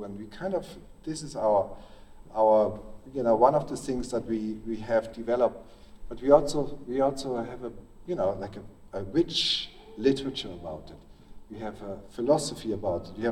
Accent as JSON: {"language": "English", "country": "Belgium", "tie": "born or raised there", "said": "I grew up in Belgium"}